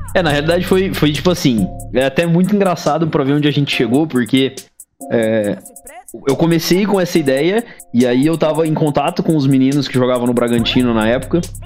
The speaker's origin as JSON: {"language": "Portuguese", "town": "Campinas", "region": "São Paulo", "country": "Brazil", "said": "Eu sou de Campinas"}